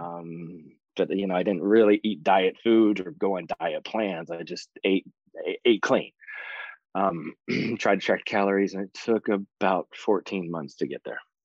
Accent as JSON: {"language": "English", "region": "West Virginia", "country": "United States", "moved": "yes", "lives_now": "Florida, United States", "said": "I am originally from West Virginia. I moved to Florida in the early 90s, been down there since."}